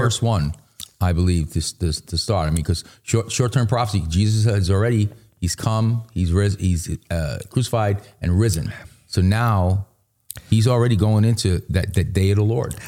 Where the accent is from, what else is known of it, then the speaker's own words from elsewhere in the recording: New York City, New York, United States; I grew up in Queens